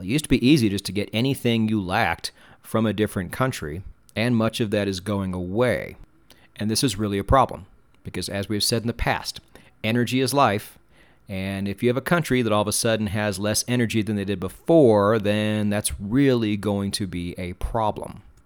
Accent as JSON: {"language": "English", "country": "United States", "said": "I'm an American and we pronounce things wrong"}